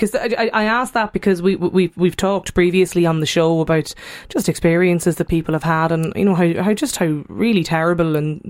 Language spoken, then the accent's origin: English; Ireland; We were talking about how friendly, just how friendly we are Irish people on the show last week, you know.